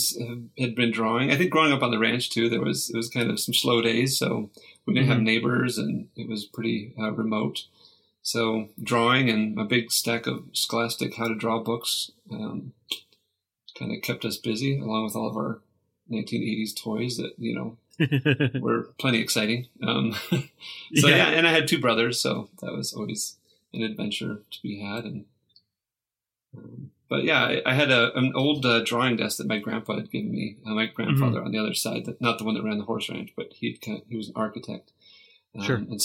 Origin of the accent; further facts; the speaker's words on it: Buena Vista, Colorado, United States; now in Colorado Springs, United States; a little mountain town about 2 hours west of here called Buena Vista